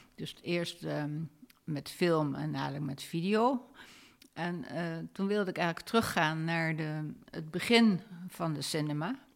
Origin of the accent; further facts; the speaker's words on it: Rotterdam, South Holland, Netherlands; moved away; also born or lived in San Francisco, United States; Ik ben in Rotterdam opgegroeid.